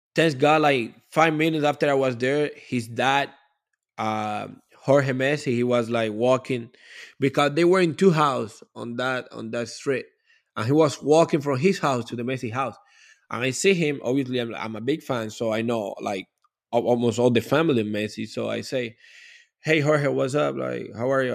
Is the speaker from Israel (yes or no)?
no; Cuba; English is a second language; now in Miami, United States; when I was growing up in Cuba